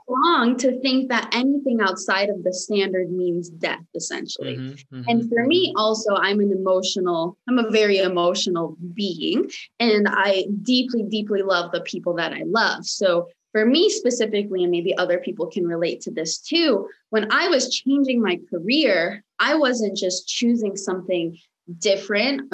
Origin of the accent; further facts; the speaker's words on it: United States; first language Romanian; English is a second language; also born or lived in Michigan; now in Los Angeles, United States; I was actually uh, born and raised in the United States, but I was born and raised by a very, very traditional Romanian parents